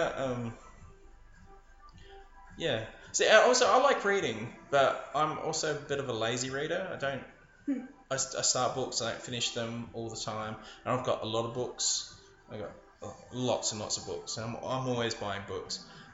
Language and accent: English; Adelaide, South Australia, Australia; moved away; also born or lived in Sydney; I was living in Sydney at the time, but I'm from Adelaide.